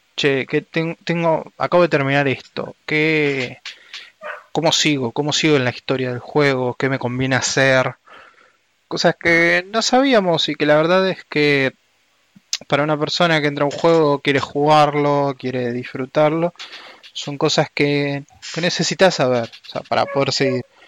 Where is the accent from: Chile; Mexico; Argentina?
Argentina; soy argentino